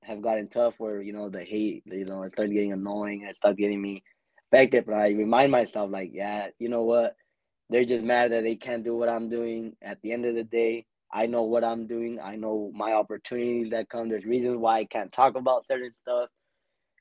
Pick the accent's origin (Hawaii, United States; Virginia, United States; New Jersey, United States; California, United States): California, United States; Lamont; also born or lived in Bakersfield, California; I used to live in Lamont, where my little town. I'm still a part of Lamont. So deep down, I'll never like say I'm from Bakersfield, but yeah, I am from Bakersfield, California